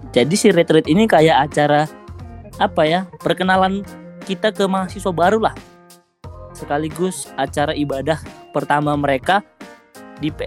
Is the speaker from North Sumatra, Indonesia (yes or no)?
yes; North Sumatra, Indonesia; saya sendiri itu asalnya kan dari Sumatera Utara kayak gitu saya sebelumnya nggak tahu lah Purbalingga itu bagian mana Indonesia